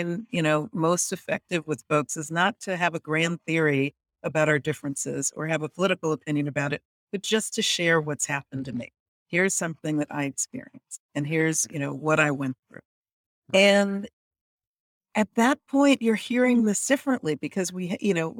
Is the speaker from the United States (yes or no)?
yes; United States; I'm from the United States